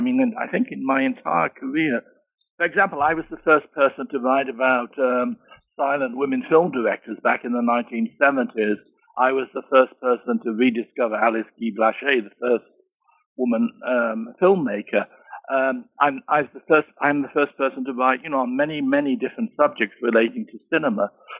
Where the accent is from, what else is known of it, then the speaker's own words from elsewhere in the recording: Birmingham, West Midlands, United Kingdom; born there; I was born in Birmingham, England.